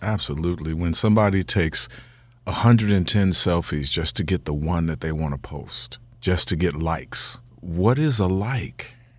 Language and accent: English; Chicago, Illinois, United States; I'm from Chicago